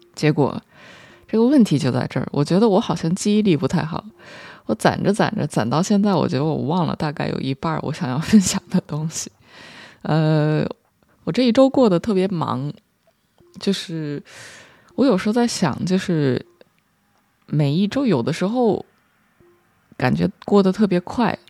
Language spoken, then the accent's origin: Chinese; China; 作为一个中国人